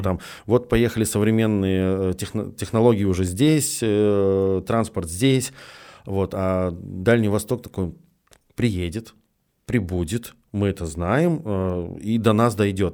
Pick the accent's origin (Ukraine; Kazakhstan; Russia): Russia; Petrozavodsk, Republic of Karelia; я в этот момент из Петрозаводска, ну, командирован в Москву